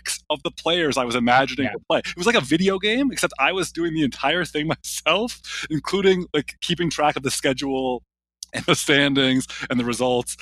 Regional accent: Toronto, Ontario, Canada; moved away as an adult; now in Durham, United States; growing up in Toronto

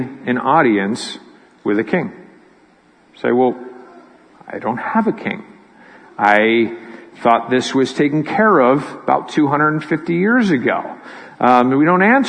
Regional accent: Pittsburgh, Pennsylvania, United States; moved away as an adult; also born or lived in California / Philadelphia; I grew up in Pittsburgh

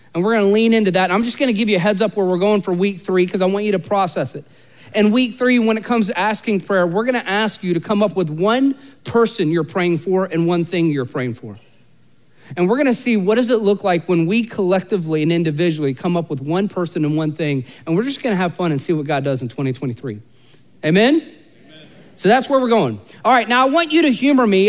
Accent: Central Florida, United States; I'm from Central Florida

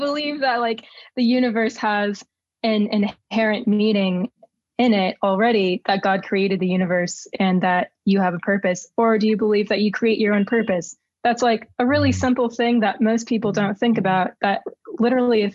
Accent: Texas, United States; I wrote for my hometown newspaper, for example, in Texas

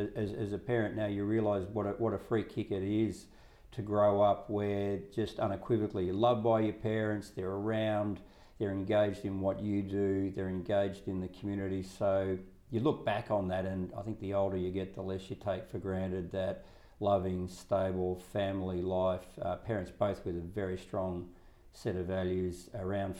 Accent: Morwell, Latrobe Valley, Victoria, Australia; my childhood was growing up in the valley in Moore, population 17,000

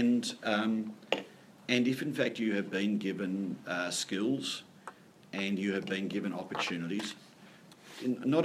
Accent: Sydney, New South Wales, Australia; moved away; I was born in Sydney, you know, born in a good part of Sydney, to parents that really valued education, who sent me to a wonderful school

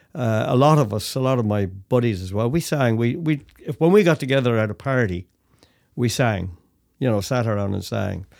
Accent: Dublin, Leinster, Ireland; moved away as an adult; also born or lived in Toronto, Canada; now in Canada; I'm from Dublin, Ireland, brought up in Dublin, Ireland, left Dublin when I was nineteen

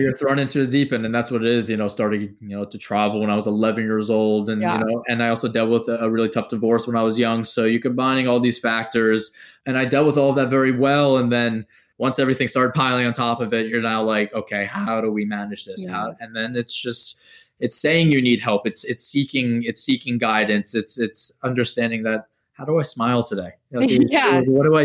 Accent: New York, United States; Being a New Yorker

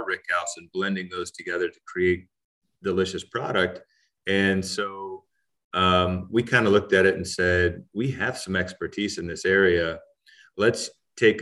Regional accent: Central Ohio, United States; I grew up here in Central Ohio, and we had 2.5 acres growing up

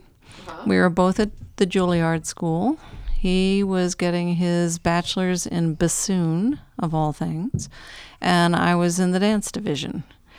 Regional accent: New Jersey, United States; I grew up in New Jersey.

